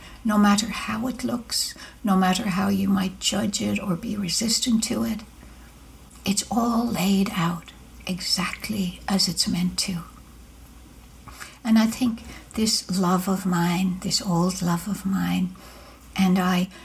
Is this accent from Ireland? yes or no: yes; Ireland; now in United States; growing up in Ireland, it was easy to do that with all of the Catholicism